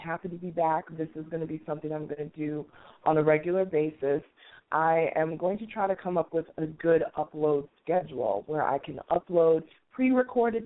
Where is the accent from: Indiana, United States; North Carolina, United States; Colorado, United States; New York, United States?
New York, United States; New York City; moved away as an adult; also born or lived in Washington, D.C. area; now in Atlanta, United States; I am a native New Yorker, born and raised in Queens